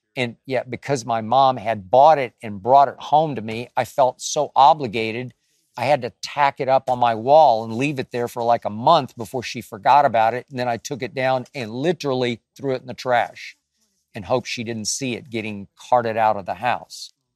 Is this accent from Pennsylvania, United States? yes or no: no; Dallas, Texas, United States; I'm from Dallas, Texas